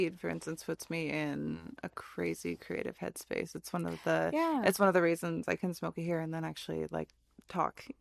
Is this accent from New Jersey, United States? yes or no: no; Michigan, United States; moved away; also born or lived in California / Florida; I grew up in the Midwest where it's very green